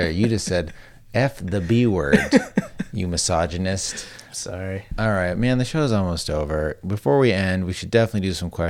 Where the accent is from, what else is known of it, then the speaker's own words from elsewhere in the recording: the South, United States; I'm from the South.